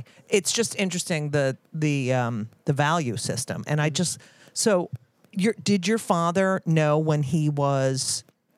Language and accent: English; New Jersey, United States; I grew up in New Jersey next to the Antonellis and the DeSavinos.